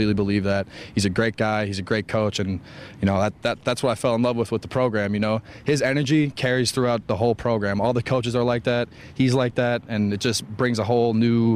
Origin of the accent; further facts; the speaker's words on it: St. Paul, Minnesota, United States; being the first guy from St. Paul in 13 or 15 years to get the scholarship, you know, I hope to represent the St. Paul School District really well and put on for my hometown.